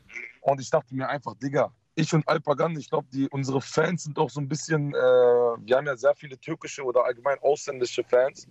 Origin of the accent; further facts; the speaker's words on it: Netherlands; moved away; ich habe Familie in Holland und ich mhm. bin auch zum Teil aufgewachsen in Holland